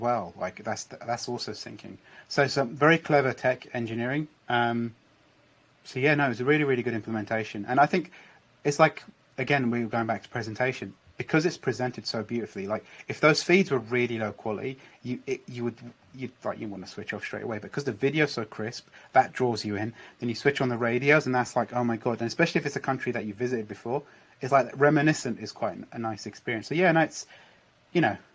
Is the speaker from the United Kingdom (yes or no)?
yes; United Kingdom; now in London, United Kingdom; I'm British, I was obviously traveling around London, even though I live in London